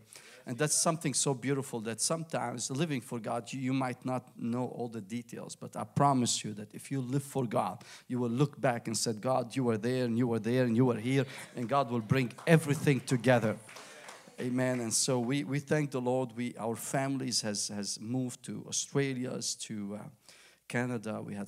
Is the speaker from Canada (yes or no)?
no; Lebanon; moved away; I was born in Lebanon, went there, left Lebanon through the civil war